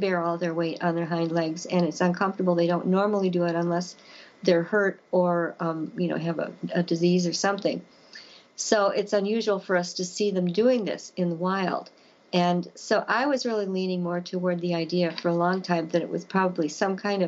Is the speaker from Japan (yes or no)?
no; Elkhorn, Wisconsin, United States; my hometown of Elkhorn